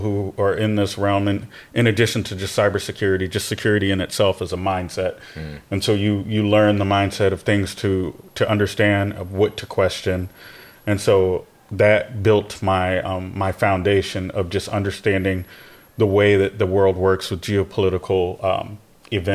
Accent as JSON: {"language": "English", "country": "United States", "also_born_or_lived": "South Carolina", "moved": "yes", "said": "being American"}